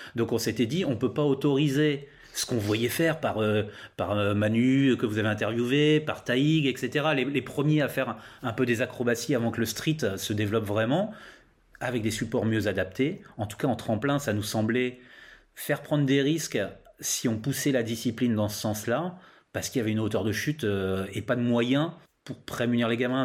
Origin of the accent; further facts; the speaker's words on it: Laon, Hauts-de-France, France; je viens du Nord, je viens de Lan, dans l'Aisne hein, exactement. C'est autour de Lan que j'ai commencé le roller